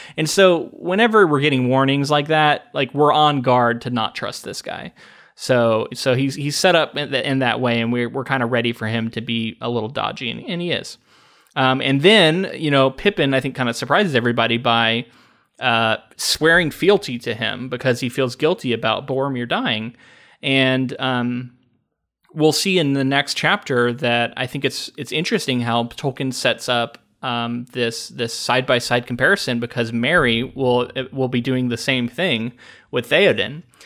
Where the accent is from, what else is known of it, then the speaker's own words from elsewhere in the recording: United States; as an American